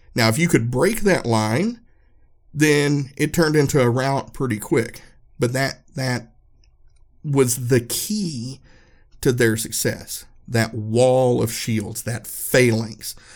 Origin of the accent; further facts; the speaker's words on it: Erwin, Tennessee, United States; I grew up in a small town, Irwin, Uh, in Unicoi County, we're right up in the tip of Northeast Tennessee.